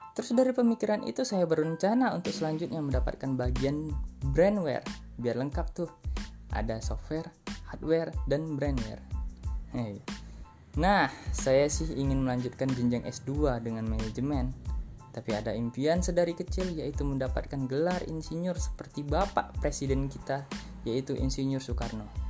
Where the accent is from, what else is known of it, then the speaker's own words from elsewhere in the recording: Medan, North Sumatra, Indonesia; saya adalah warga asli Medan, Sumatera Utara